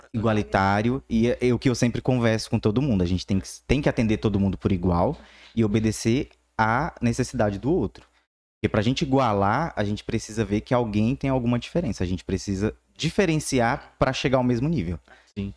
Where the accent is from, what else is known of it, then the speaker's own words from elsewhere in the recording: Palmas, Tocantins, Brazil; also born or lived in Araguaína; Então eu fui criado em Palmas